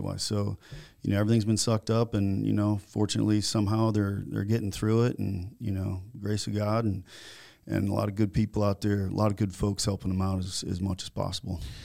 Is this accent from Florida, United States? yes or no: yes; Naples, Florida, United States; also born or lived in Virginia, Minnesota / Minneapolis, Minnesota; in nineteen seventy-nine, we moved to Naples, Florida